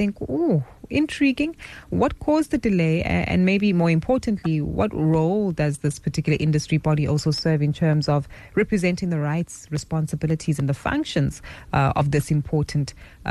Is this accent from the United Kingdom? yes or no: no; South Africa; we as South African consumers